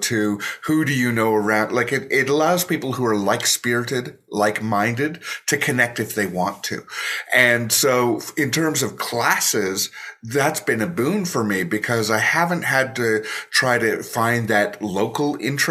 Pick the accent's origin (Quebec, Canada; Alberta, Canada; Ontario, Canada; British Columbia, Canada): Ontario, Canada; Toronto; I'm from Toronto, so I am right on the lake